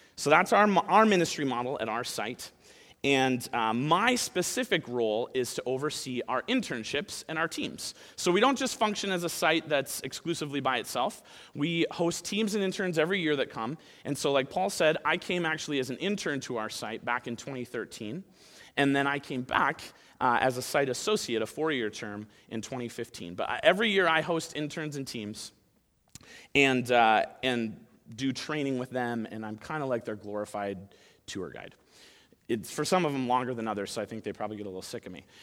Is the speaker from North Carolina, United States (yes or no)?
no; Minnesota, United States; moved away as an adult; now in Taiwan; I'm from Minnesota